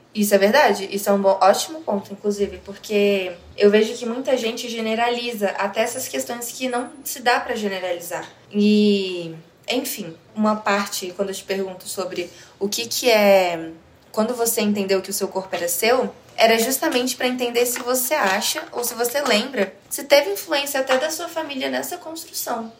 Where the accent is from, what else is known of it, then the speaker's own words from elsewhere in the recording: Brazil; eu sou totalmente brasileira